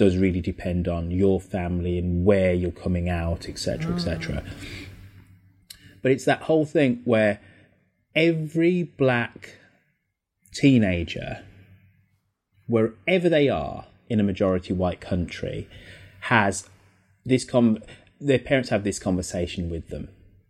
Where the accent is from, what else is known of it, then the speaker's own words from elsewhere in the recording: Birmingham, West Midlands, United Kingdom; Just very proud of my Jamaican heritage, proud of being English, proud of being a Brummie. Birmingham is this relatively tolerant, multicultural city.